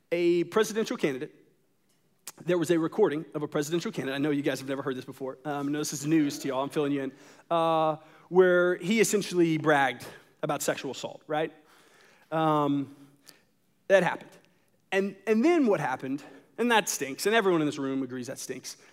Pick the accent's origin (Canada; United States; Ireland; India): United States; as an American